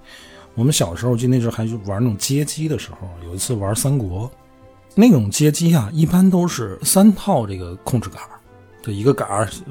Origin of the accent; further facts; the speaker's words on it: Inner Mongolia, China; 我小时候在内蒙的时候，我们内蒙的一个游戏就是那种肢体冲撞类的游戏